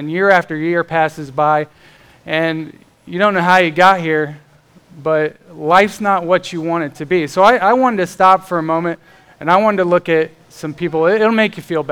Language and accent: English; Florida, United States; now in Indiana, United States; I grew up in Florida and we had hurricanes down there